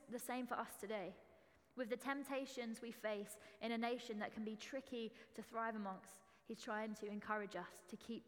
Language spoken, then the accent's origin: English; Essex, East of England, United Kingdom; accent: Essex; moved away; Excuse the Essex accent, that's how it always is in my head. I am from Essex, so it's allowed